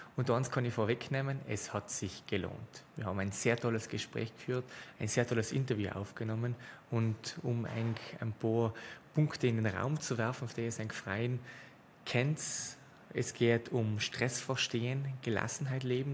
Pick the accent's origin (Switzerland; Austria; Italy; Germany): Italy; South Tyrol, Trentino-Alto Adige; accent: South Tyrolean; unserem Südtiroler Dialekt